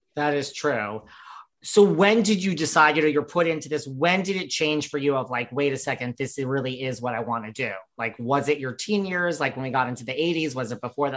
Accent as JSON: {"language": "English", "region": "New York", "country": "United States", "said": "I'm from New York"}